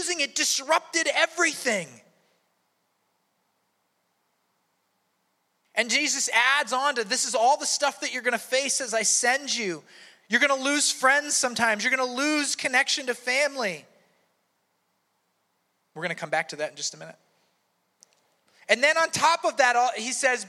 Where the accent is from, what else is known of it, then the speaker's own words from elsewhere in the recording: United States; my rights as an American